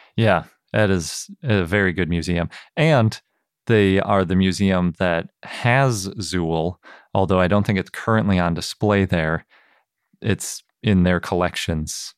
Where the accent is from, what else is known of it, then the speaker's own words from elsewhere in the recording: Milwaukee, Wisconsin, United States; moved away; growing up in Milwaukee